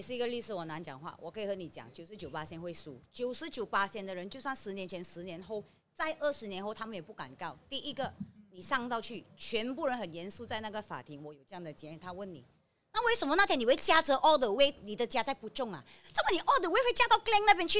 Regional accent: Malaysia; 我们是马来西亚人民

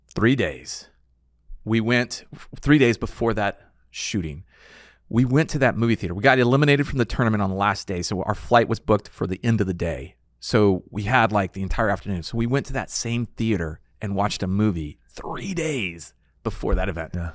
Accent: San Antonio, Texas, United States; I grew up in San Antonio area

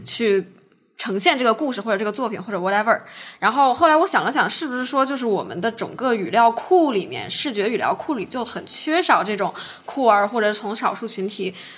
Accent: China; now in United States; 我们中国人

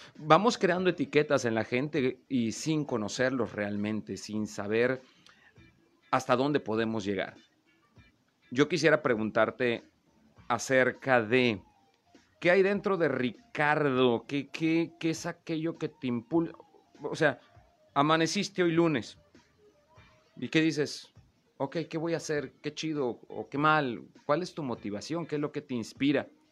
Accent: Veracruz, Mexico; now in Comarca Lagunera, Mexico; yo no soy lagunero. ya, ya soy por adopción, pero yo nací en Veracruz

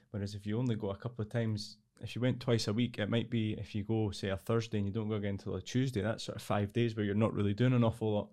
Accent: Edinburgh, Scotland, United Kingdom; I'm from Edinburgh originally. I've lived here all my life for almost thirty-seven years now.

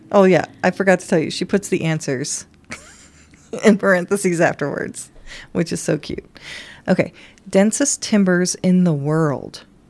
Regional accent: Kentucky, United States; moved away; I grew up on Dunkin' Donuts in Kentucky

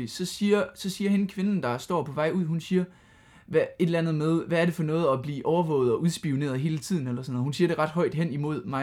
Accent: Aarhus, Central Denmark Region, Denmark; når vi kommer her fra Aarhus

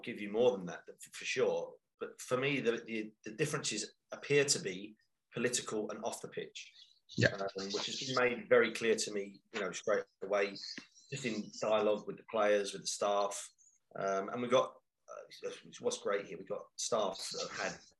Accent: London, United Kingdom; now in Nottingham, United Kingdom; I'm from East End of London

